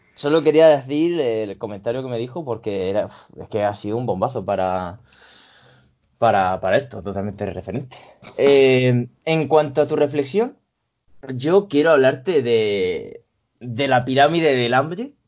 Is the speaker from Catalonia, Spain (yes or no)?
no; Region of Murcia, Spain; Se nota que soy murciano en esa expresión